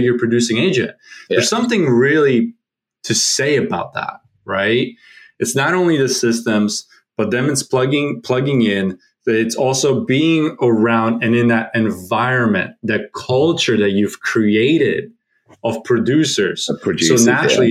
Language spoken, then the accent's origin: English; Philadelphia, Pennsylvania, United States; now in Florida, United States; originally I'm from Philly, Pennsylvania